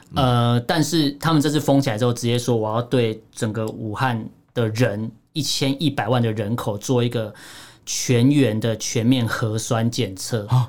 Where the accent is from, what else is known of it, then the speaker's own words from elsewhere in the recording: Taiwan; 我们台湾这边